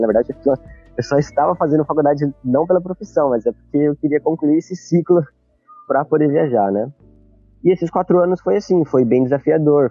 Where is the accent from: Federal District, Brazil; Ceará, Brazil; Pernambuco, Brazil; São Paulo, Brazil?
São Paulo, Brazil; Campinas; moved away as an adult; eu sou de de Campinas, São Paulo.